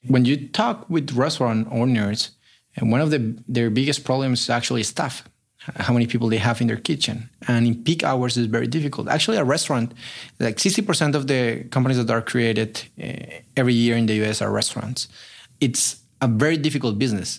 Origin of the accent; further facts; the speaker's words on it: Colombia; moved away as an adult; also born or lived in Chile; now in Berkeley, United States; I'm originally from Colombia